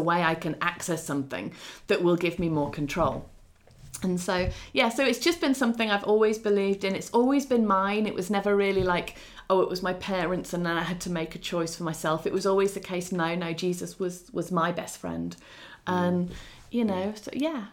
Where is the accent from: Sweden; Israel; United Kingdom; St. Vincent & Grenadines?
United Kingdom; England; also born or lived in Ukraine; although my home country is English and I am Eng- well, Britain and I'm English